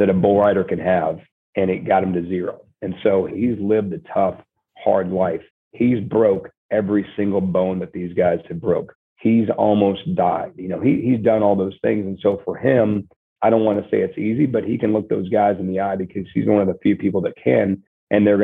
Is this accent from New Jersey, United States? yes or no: no; Nebraska, United States; moved away; I grew up in Nebraska